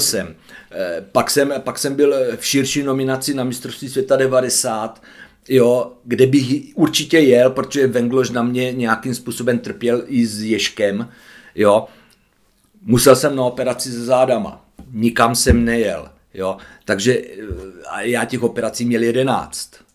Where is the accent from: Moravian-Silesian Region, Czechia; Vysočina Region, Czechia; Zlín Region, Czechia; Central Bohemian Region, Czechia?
Zlín Region, Czechia; Hulín; z Hulína. No, to je vedle Kroměříže